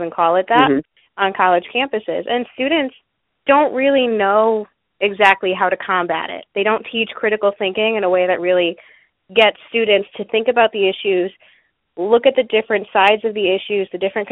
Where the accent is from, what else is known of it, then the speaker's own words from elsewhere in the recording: Connecticut, United States; moved away; also born or lived in Texas; I grew up in Connecticut